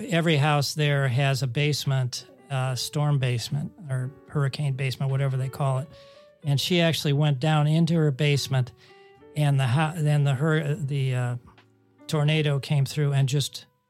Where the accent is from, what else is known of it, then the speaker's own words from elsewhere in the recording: Ohio, United States; moved away; my home state, Ohio